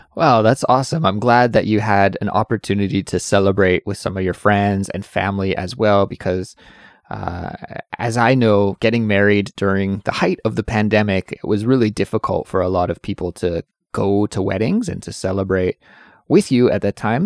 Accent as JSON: {"language": "English", "country": "Canada", "moved": "yes"}